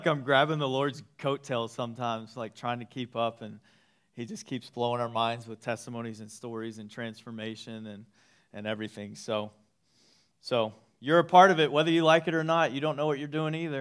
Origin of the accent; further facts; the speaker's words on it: East Texas, United States; I grew up in East Texas